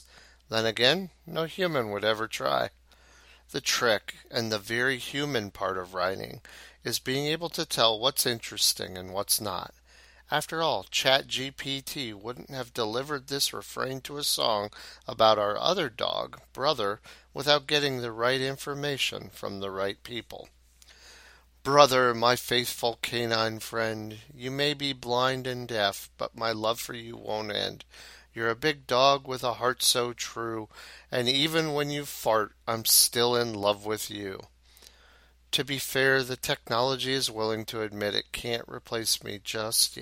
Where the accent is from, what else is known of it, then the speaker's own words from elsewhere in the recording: Arlington, Ohio, United States; my hometown of Arlington in Hancock County